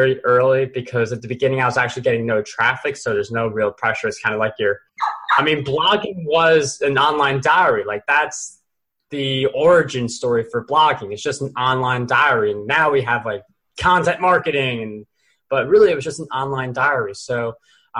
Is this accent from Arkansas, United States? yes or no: no; New York, United States; I'm a New Yorker